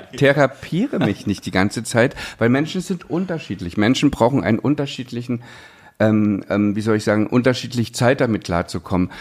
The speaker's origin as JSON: {"language": "German", "region": "East Germany", "country": "Germany", "tie": "born or raised there", "said": "ich bin, bin ähm, ja, im Osten groß geworden, wir mussten Russisch lernen"}